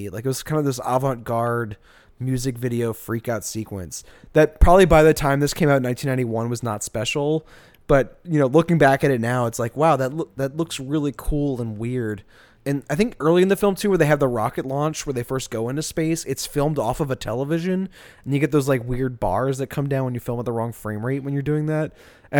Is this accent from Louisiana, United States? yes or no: yes; New Orleans, Louisiana, United States; very like inherent to how I grew up with drag in New Orleans.